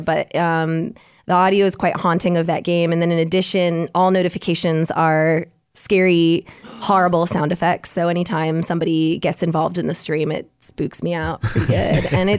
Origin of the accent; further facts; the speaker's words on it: Hilliard, Ohio, United States; from Hilliard, Ohio. I actually grew up really close to Dayton, and we used to compete against them in gymnastics.